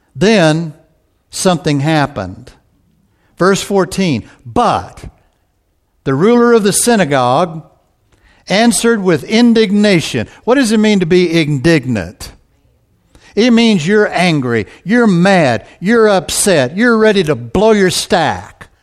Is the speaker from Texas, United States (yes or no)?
yes; Texas, United States; I'm from Texas